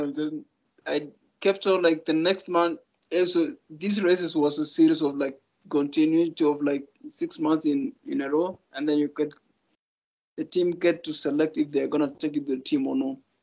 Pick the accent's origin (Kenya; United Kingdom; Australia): Kenya; this was my first time to get out of Kenya